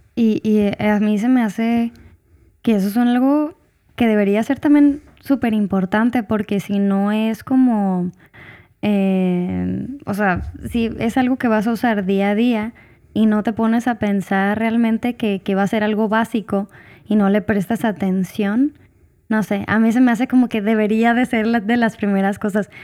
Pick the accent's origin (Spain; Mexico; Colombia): Mexico; Hermosillo, Sonora; moved away; also born or lived in Puebla; cuando regresaba a, a Hermosillo, pues me gustaba porque es otro, es, es, mi tierra